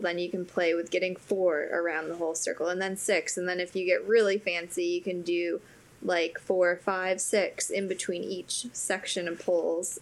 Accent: Wisconsin, United States; now in Aiken, United States; I am from Wisconsin, so I am a cheesehead.

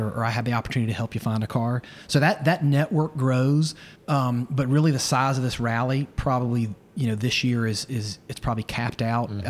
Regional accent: Roanoke, Virginia, United States; moved away; also born or lived in Chapel Hill, North Carolina; I grew up in Roanoke, so I know some of the roads

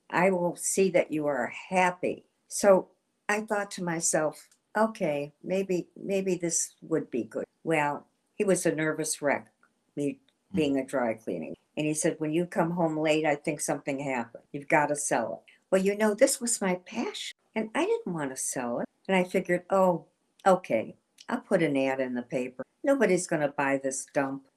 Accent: Shaker Heights, Ohio, United States; I was from Cleveland, Ohio, Shaker Heights.

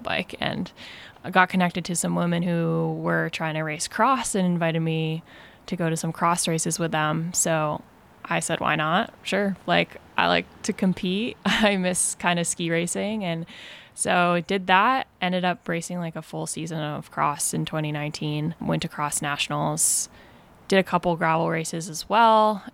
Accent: Vermont, United States; moved away as an adult; now in Mill Valley, United States; I grew up in Vermont, to pretty active, like, outdoorsy family

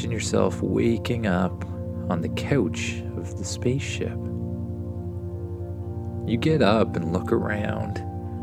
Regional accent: Canada; my home country, Canada

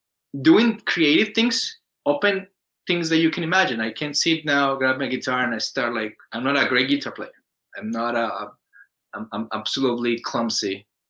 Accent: Colombia; English is a second language; When I got here, I was the Colombian guy. Hello, I'm the Colombian guy, and then I raised my accent because I can't speak

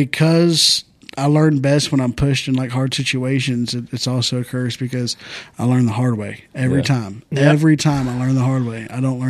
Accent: Santa Fe, Texas, United States; also born or lived in League City, Texas; I grew up in Santa Fe

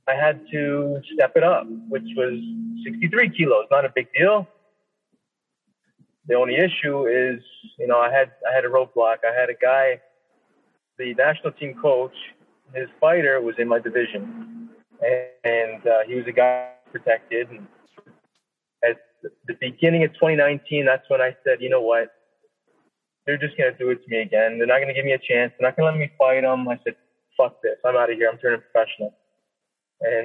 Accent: Niagara Falls, Ontario, Canada; my hometown, Niagara Falls, Ontario

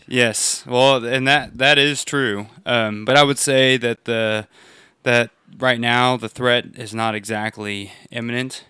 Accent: United States; everyone knew I was from America whenever I was there

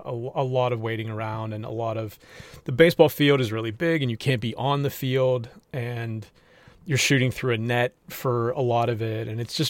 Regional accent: Pittsburgh, Pennsylvania, United States; moved away; I grew up in Pittsburgh, so I'm a Penguins fan from way back

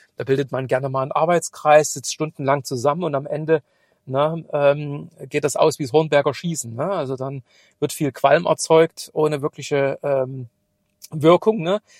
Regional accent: Chemnitz, Saxony, Germany; moved away; in meine alte Heimat fahren. Ich habe morgen einen Kundentermin in Chemnitz

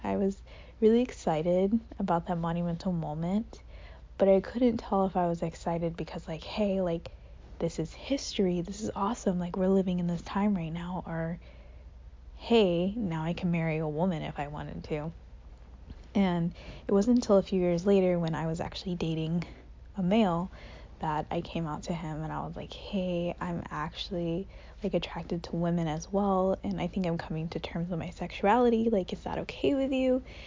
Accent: Goldsboro, North Carolina, United States; moved away as an adult; I grew up in Goldsboro, North Carolina

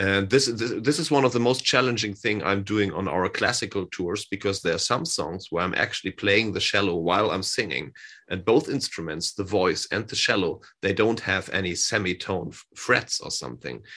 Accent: Hamburg, Germany; English is a second language; he lives in my hometown. He lives here in Hamburg as well.

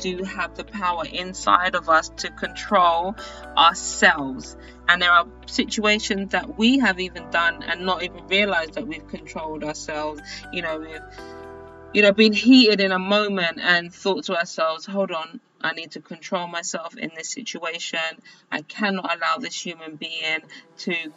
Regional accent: United Kingdom; now in United States; being a British person in the United States

